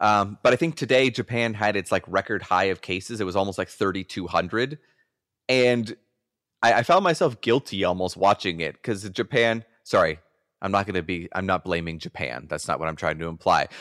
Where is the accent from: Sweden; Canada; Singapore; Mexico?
Canada; I'm a Canadian